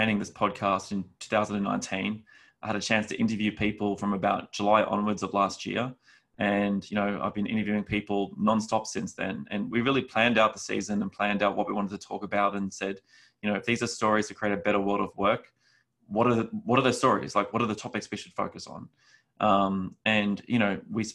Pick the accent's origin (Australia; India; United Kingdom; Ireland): Australia; moved away; my background is I'm from Australia originally